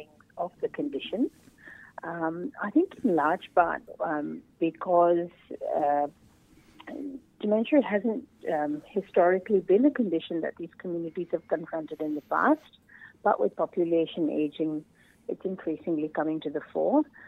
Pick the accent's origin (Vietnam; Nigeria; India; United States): India; now in Australia; I'm from India myself